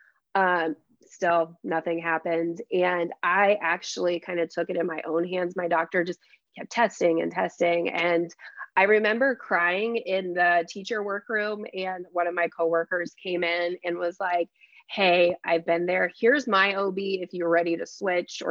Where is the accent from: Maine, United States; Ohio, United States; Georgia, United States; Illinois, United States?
Ohio, United States; Celina; moved away as an adult; now in Oxford, United States; So I am originally from Salina, Ohio. So it's a very small town